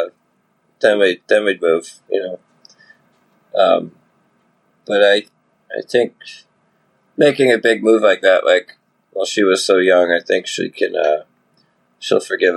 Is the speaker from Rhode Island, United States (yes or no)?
yes; Providence, Rhode Island, United States; also born or lived in Nashville; I grew up in Providence